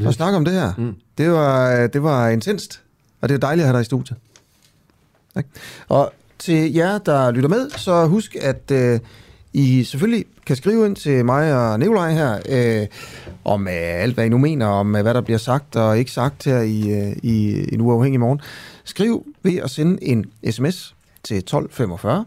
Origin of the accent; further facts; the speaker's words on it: Horsens, Central Denmark Region, Denmark; jeg er jo fra Horsens